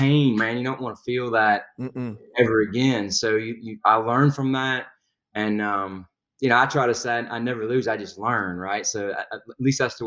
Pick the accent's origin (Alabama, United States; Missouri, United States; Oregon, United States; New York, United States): Alabama, United States; Huntsville; I was born in Alabama. Went to high school in Huntsville, Alabama.